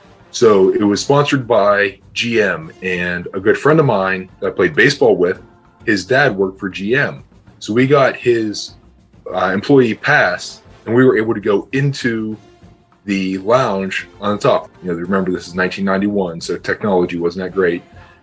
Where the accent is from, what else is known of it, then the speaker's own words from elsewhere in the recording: Pittsburgh, Pennsylvania, United States; I grew up in Pittsburgh, so that's why they're my